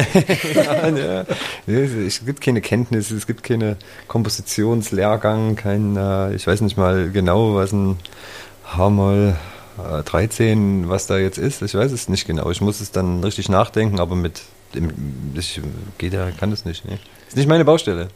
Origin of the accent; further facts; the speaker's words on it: Zwickau, Saxony, Germany; now in Leipzig, Germany; ich fühle mich hier auf jeden Fall zu Hause in Leipzig jetzt, bin ja auch schon ewig hier. Zwickau ist trotzdem meine Heimat